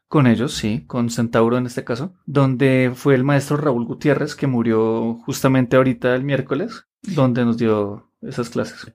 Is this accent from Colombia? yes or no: yes; Colombia; en Colombia, específicamente en Bogotá, tenemos un doblaje fuerte